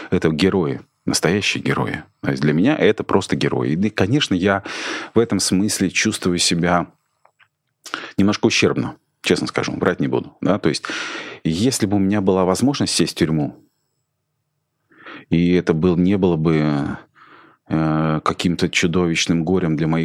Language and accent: Russian; Saint Petersburg, Russia; я из Петербурга, а Путин из КГБ